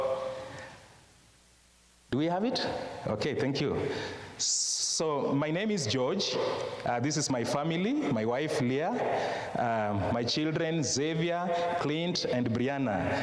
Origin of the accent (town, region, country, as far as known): Kenya; first language Luo; English is a second language